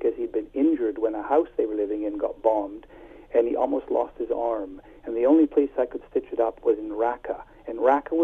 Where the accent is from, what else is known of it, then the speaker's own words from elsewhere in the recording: Ontario, Canada; moved away as an adult; now in United Kingdom; I'm from a small French village in southern Ontario.